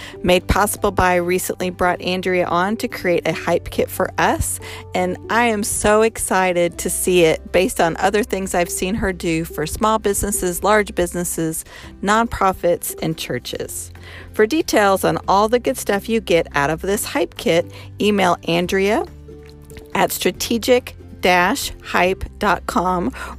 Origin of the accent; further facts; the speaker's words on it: Colorado, United States; I'm from Colorado, so I'm a Rocky